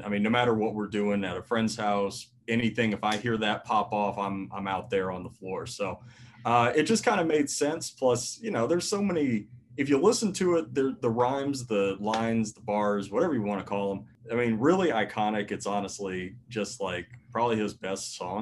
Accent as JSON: {"language": "English", "town": "Lake Wales", "region": "Florida", "country": "United States", "tie": "born or raised there", "also_born_or_lived": "Jacksonville, Florida", "moved": "yes", "lives_now": "Tennessee, United States", "said": "I was born in Jacksonville. I moved down to Lake Wales after my parents got divorced in 97"}